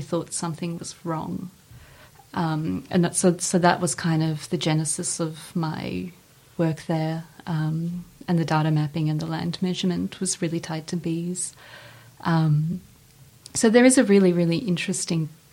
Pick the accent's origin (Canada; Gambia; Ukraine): Ukraine; moved away; I was born right after Chernobyl in Ukraine